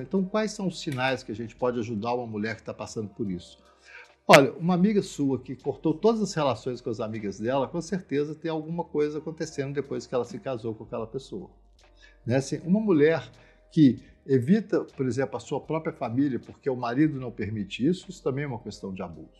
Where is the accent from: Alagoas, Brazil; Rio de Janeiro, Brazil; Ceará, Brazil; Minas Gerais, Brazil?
Minas Gerais, Brazil; eu sou mineiro, eu sou mineiro de muitas gerações, eu sou mineiro brasileiro